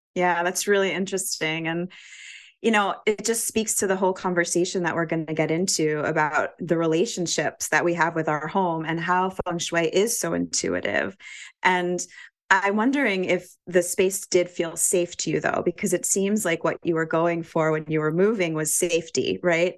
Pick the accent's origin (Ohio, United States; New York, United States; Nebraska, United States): New York, United States; New York City; moved away as an adult; also born or lived in Vermont; I grew up in New York City